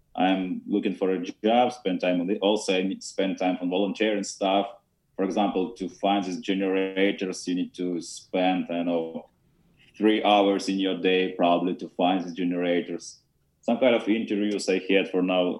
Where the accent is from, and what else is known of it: Ukraine; English is a second language